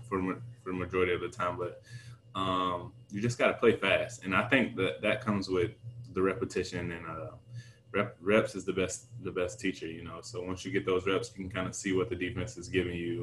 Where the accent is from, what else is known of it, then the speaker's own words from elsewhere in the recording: Jacksonville, Florida, United States; now in Miami, United States; my hometown